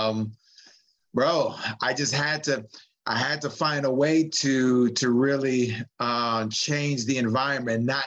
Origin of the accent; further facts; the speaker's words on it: San Francisco, California, United States; I'm just a San Francisco man that grew up in the city. I grew up in the West Side projects